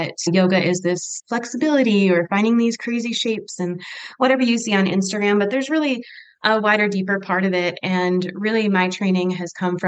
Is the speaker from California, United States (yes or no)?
no; Michigan, United States; moved away as an adult; now in Utah, United States; I am originally from Michigan